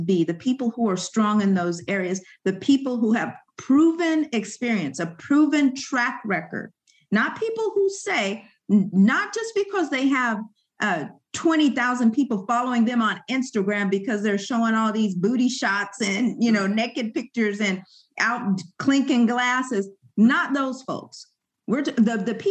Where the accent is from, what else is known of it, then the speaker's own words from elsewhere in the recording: Sacramento, California, United States; also born or lived in Yerington, Nevada; I grew up here in Sacramento